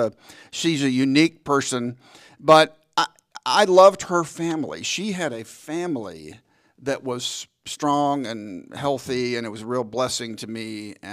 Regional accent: Dallas, Texas, United States; also born or lived in Wheaton; I grew up in Dallas

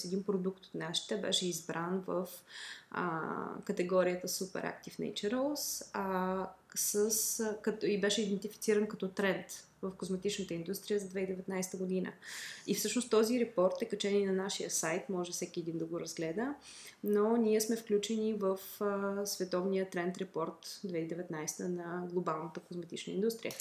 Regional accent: Bulgaria; аз съм и фармацевт, освен че съм българка

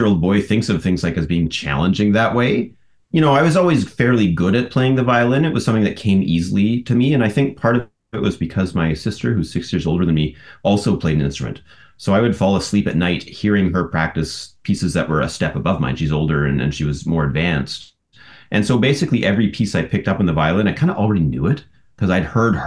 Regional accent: Prince George, British Columbia, Canada; moved away as an adult; also born or lived in Montreal; now in Toronto, Canada; I grew up in Prince George, BC

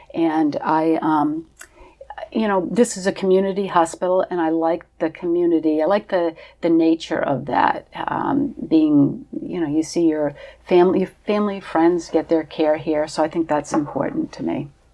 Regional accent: Portsmouth, New Hampshire, United States; I am originally from Portsmouth, New Hampshire.

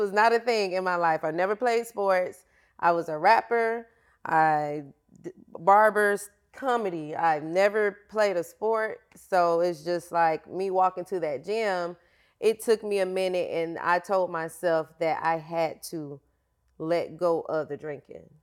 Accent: Florida, United States; I am from Florida

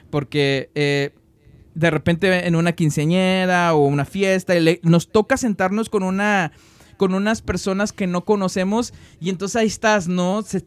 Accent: Mexico; now in United States; que no somos este, estadounidenses, pero somos mexicanos, extrañamos nuestra patria, amamos nuestra patria

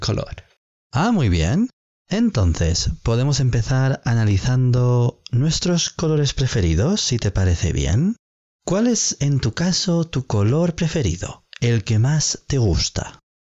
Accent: Spain; en España tenemos una tradición de vestir ropa interior roja en el último día del año

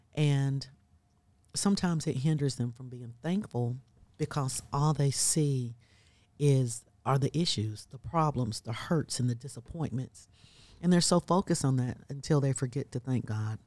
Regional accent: South Carolina, United States; now in Birmingham, Alabama, United States; I'm originally from South Carolina

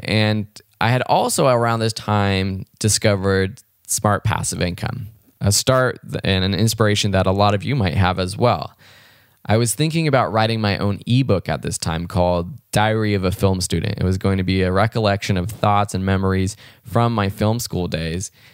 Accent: Los Angeles, California, United States; I grew up in Los Angeles, California, out in the L A County area, and had a really great childhood

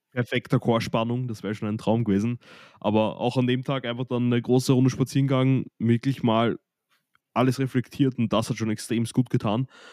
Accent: Austria; nach der Hauptschule bei uns in Österreich, wo gerade Matura ist

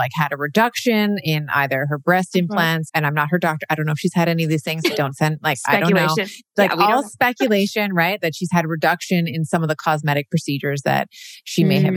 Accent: Canada; born in Canada. So, you know, Canada's my country of birth

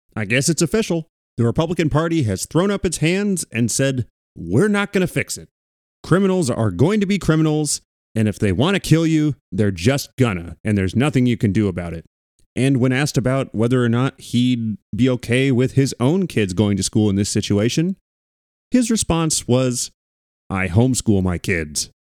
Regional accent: Thousand Oaks, California, United States; I grew up in Thousand Oaks

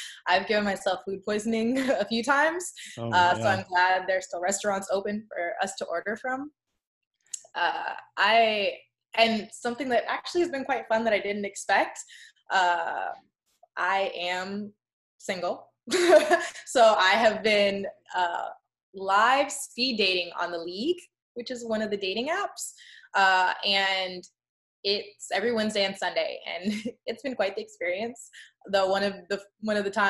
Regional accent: Chicago, Illinois, United States; moved away as an adult; now in Los Angeles, United States; my hometown of Chicago

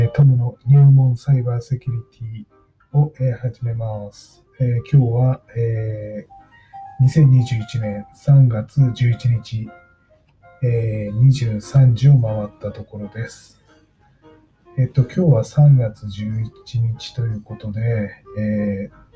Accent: Tohoku, Japan; moved away; 僕は東北出身

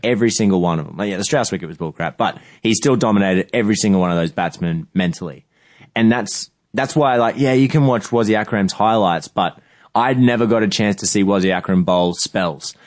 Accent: Australia; as an Australian

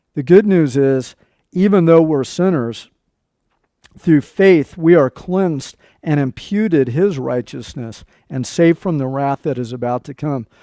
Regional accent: Nebraska, United States; moved away; we uh, lived in Nebraska when I was a small child. I was born in Nebraska.

